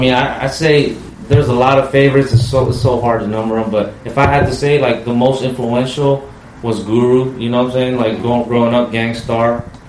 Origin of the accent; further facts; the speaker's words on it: California, United States; growing up in the South of Market area in the hood.